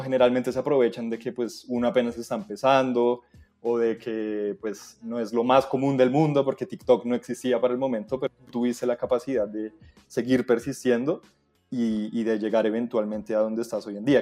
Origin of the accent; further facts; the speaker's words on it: Colombia; como cualquier colombiano